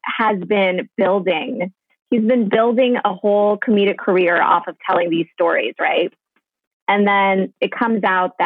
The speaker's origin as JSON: {"language": "English", "region": "Northern Virginia", "country": "United States", "also_born_or_lived": "Germany", "said": "I'm from Northern Virginia"}